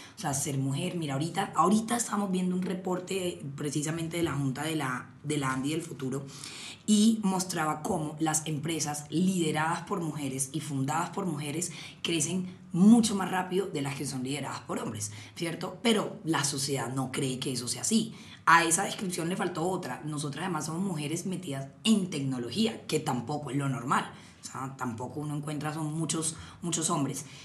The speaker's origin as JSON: {"language": "Spanish", "town": "Cartagena", "region": "Bolívar", "country": "Colombia", "said": "yo soy de Cartagena"}